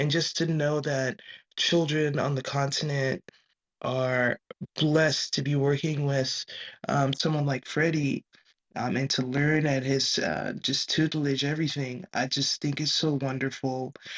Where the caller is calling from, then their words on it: California, United States; This is when I'm speaking from California.